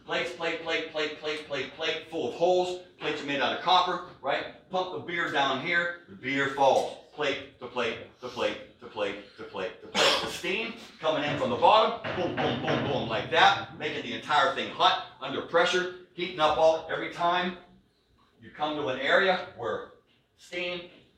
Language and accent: English; Pittsburgh, Pennsylvania, United States; my hometown, right, Western Pennsylvania